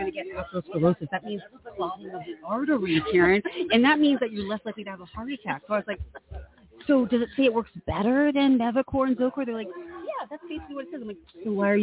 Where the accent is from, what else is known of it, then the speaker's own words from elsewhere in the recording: New York City, New York, United States; I grew up in Manhattan